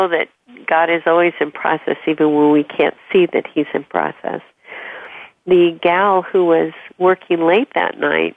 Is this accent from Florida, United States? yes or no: no; Southern California, United States; moved away; also born or lived in Washington State / East Coast; I grew up in Southern California.